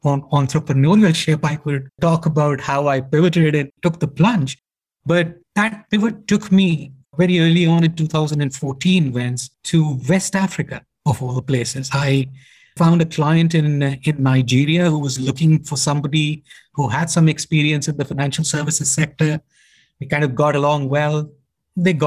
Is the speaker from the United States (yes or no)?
no; India; moved away as an adult; I'm an Indian, born and brought up in India, kind of educated in India